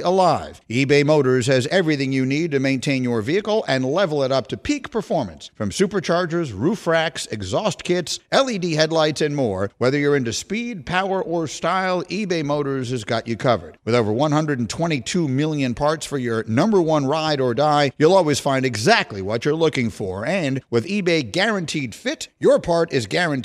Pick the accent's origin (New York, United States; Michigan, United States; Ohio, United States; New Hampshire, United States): New York, United States; I grew up in New York in the 70s